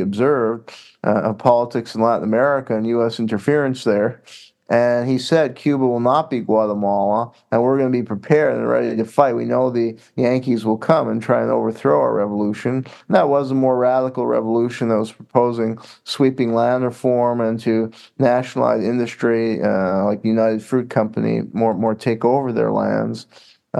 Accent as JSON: {"language": "English", "country": "Canada", "tie": "born or raised there", "moved": "yes", "said": "I grew up in Canada"}